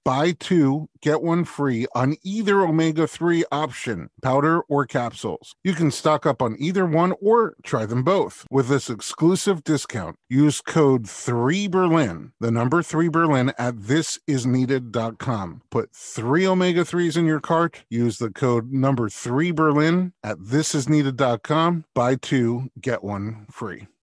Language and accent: English; New York City, New York, United States; now in Los Angeles, United States; We grew up in New York and they were in Brooklyn. We were in Staten Island